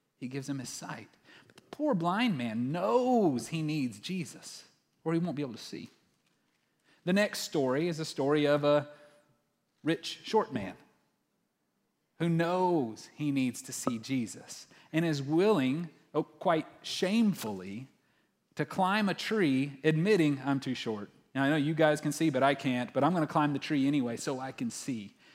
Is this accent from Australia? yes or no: no; West Texas, United States; growing up in Texas, like most good Texans, especially those who lived in West Texas